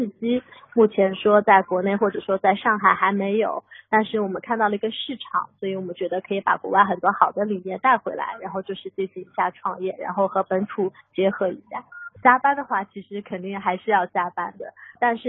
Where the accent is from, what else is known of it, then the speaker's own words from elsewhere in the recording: Shanghai, China; 大家好，